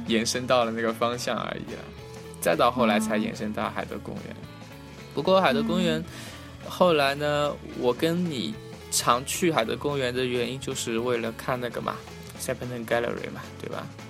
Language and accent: Chinese; China; moved away as an adult; now in London, United Kingdom; 我们中国人